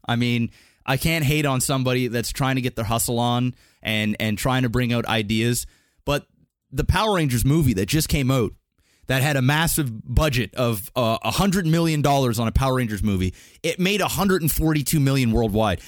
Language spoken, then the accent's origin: English; Canada; we're Canadian